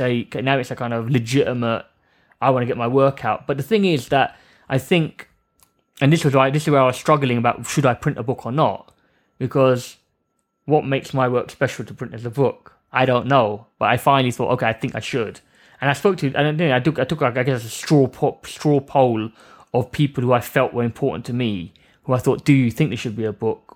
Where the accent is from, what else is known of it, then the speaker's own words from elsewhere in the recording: London, United Kingdom; I grew up around East London